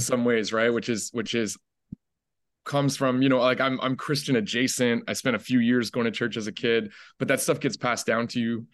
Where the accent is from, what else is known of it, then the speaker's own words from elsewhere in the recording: Ottawa, Ontario, Canada; I'm, like, the only one in my family that grew up in the city. Uh, when I was five, my mom and I moved to the capital, to Ottawa.